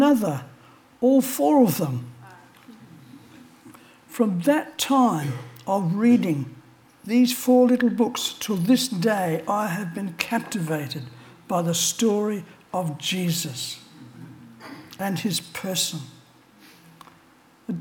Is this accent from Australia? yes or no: yes; Australia; I was born in Australia